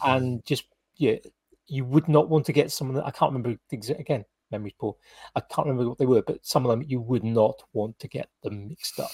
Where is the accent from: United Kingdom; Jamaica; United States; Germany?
United Kingdom; South Wales; I grew up in South Wales